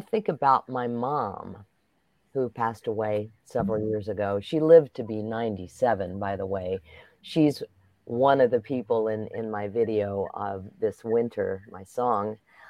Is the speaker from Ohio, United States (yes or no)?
yes; Xenia, Ohio, United States; moved away; also born or lived in Chicago; when I moved to Chicago from my hometown of Xenia, Ohio.